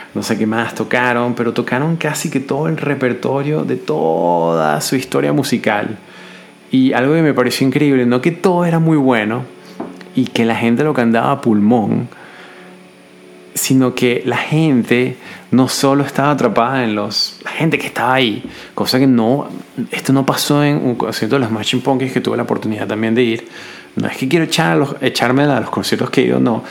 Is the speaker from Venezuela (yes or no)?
yes; Venezuela; now in Budapest, Hungary; yo soy venezolano, joven